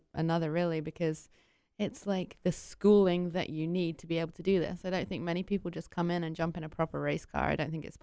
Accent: England, United Kingdom; moved away as an adult; now in Indianapolis, United States; I'm British originally, but I have actually been in Indy on and off since 2004, 2005

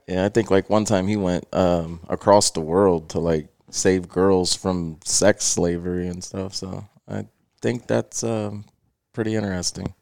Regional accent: Cincinnati, Ohio, United States; also born or lived in Felicity, Ohio; I was born in Price Hill, Ohio, which is, um, a subdivision in Cincinnati. We lived there until I was about six

